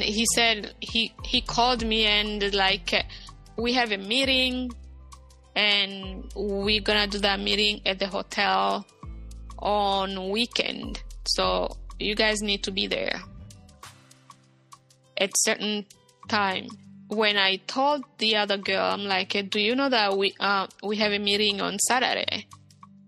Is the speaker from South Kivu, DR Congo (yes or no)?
yes; Bukavu, South Kivu, DR Congo; moved away; also born or lived in Rwanda; the wife was my neighbor in Bukavu, in my hometown